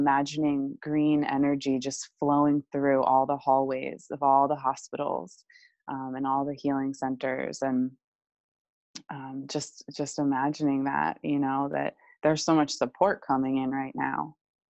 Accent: United States; growing up in the States

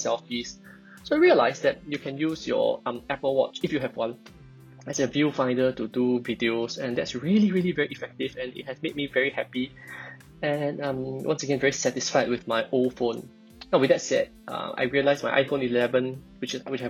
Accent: Singapore; I'm a Singaporean, and I went the route of a normal primary school, secondary school, JC, local uni

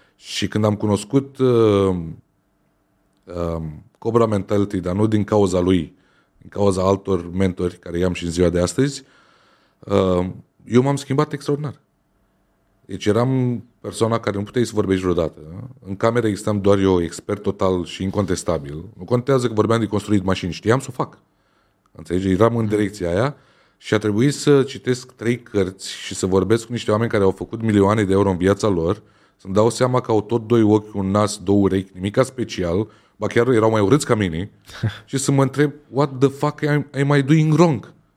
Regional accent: Romania; noi ca români, ca și mentalitatea în care am fost crescuți

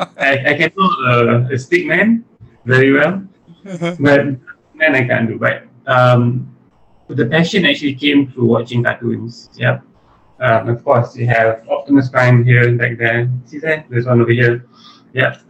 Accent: Kajang, Selangor, Malaysia; also born or lived in London, United Kingdom / Terengganu / Negeri Sembilan / Penang; I was born in Selangor

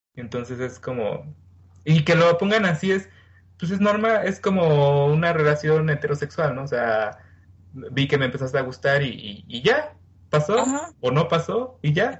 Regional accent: Mexico; soy mexicano

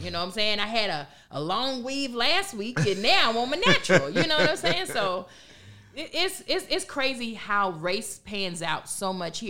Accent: Southern United States, United States; Listen, I'm from the South. I don't celebrate Sweetest Day.

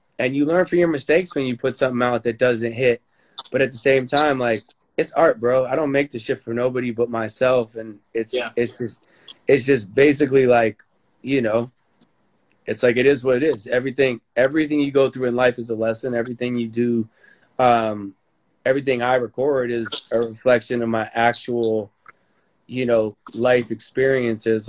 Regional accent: United States

